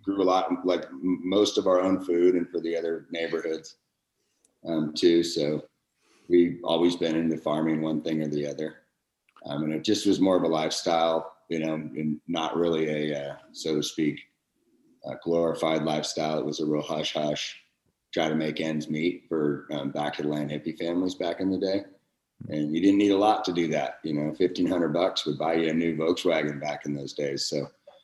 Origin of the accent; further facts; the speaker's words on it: Humboldt County, California, United States; I lived a little farther out the road from him, just out in Edersburg, back when I was a kid